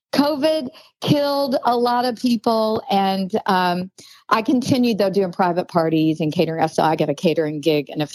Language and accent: English; Arkansas, United States; moved away as an adult; also born or lived in Vail, Colorado; I'm originally from Arkansas. And until I moved to Vail, Colorado to open the Hyatt Regency when I was 21 years old